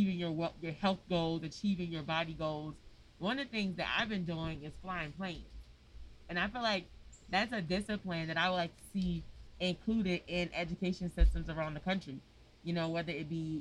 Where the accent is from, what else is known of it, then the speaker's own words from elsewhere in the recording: Washington, District of Columbia, United States; I'm from Congress Park. I grew up on Congress Street and in the circle in what they call 13th Place.